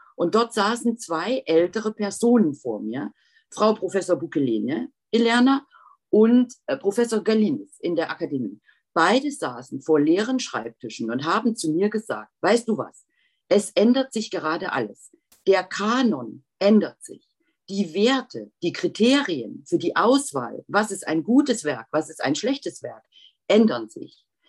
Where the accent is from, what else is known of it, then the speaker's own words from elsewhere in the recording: Germany; also born or lived in Leipzig / Lithuania; ich war ja Deutsche